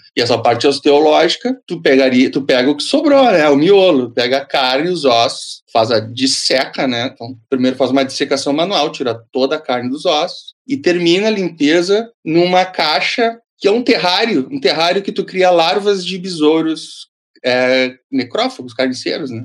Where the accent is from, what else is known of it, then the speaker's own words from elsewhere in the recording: Bagé, Rio Grande do Sul, Brazil; eu sou nascido em Bagé, fronteira com o Uruguai